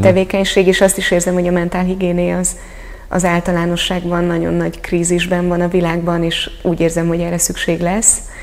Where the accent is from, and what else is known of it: Hungary